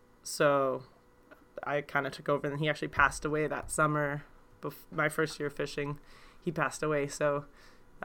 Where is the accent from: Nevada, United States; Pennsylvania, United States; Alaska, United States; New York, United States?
Alaska, United States; Homer; I was born in Homer, Alaska, and my family fished